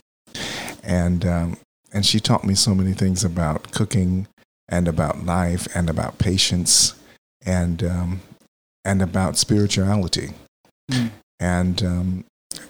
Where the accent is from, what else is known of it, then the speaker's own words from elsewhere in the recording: Texas, United States; now in Philadelphia, United States; I grew up in Texas